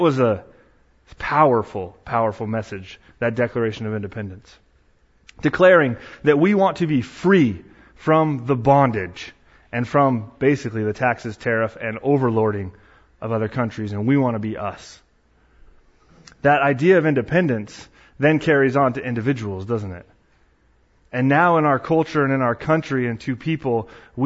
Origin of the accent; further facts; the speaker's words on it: Arcata, California, United States; moved away; So I grew up in Arcata area in Bayside, went to Arcata Christian School, went there from age K through 8